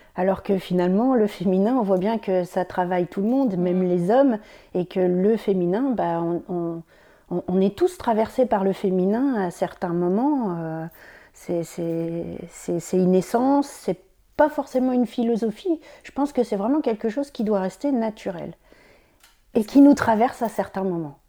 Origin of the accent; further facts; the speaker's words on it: Champagne, Grand Est, France; moved away as an adult; now in Brittany, France; Ça fait presque 20 ans que j'habite en Bretagne. Normalement, je suis champenoise